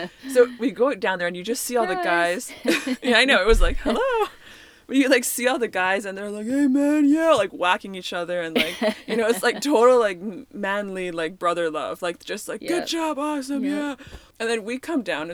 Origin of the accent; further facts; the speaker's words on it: Canada; I'm Canadian